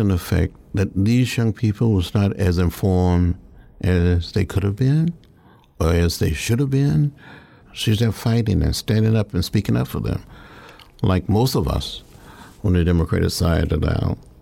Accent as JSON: {"language": "English", "region": "Alabama", "country": "United States", "tie": "born or raised there", "also_born_or_lived": "Georgia", "said": "growing up in Alabama"}